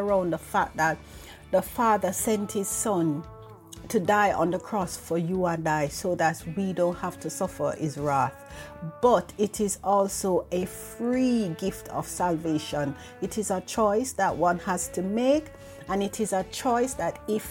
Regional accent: Jamaica; moved away as an adult; now in United Kingdom; I am from Jamaica. I'm not living in Jamaica anymore. I am living in the United Kingdom, and I moved here over 20 years ago.

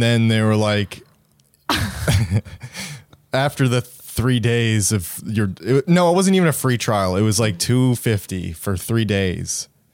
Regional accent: Sydney, Nova Scotia, Canada; moved away; Sydney, my hometown

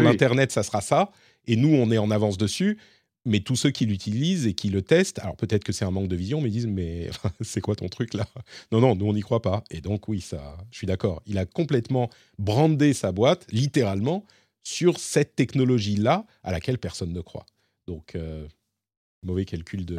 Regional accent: France; chez nous en France

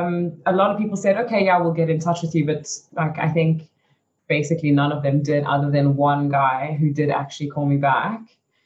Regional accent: Belgium; born there; I mean, I was born in Belgium, so I had a lot of family in Belgium. So I moved back to Belgium, and that was okay.

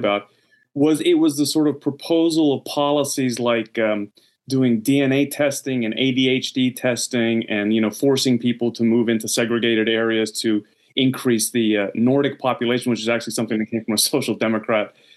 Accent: United States; now in Sweden; as an American

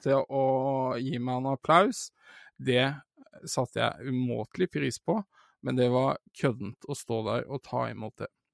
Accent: Sandefjord, Vestfold, Norway; dette er jo den kinosalen jeg er vokst opp med å gå og se film

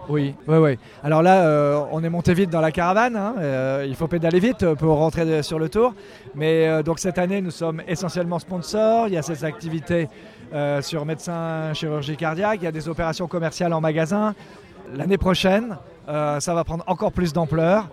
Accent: Brittany, France; chez moi en Bretagne

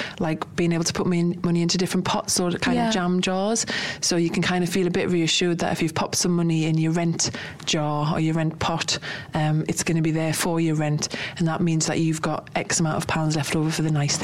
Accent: United Kingdom; we're British

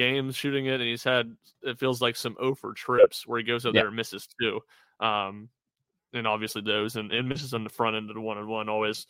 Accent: Southern Tennessee, United States; accent: Southern Tennessee; my Southern Tennessee accent

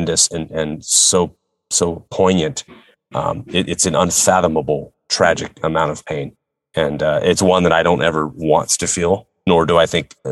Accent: San Francisco, California, United States; San Francisco, my hometown

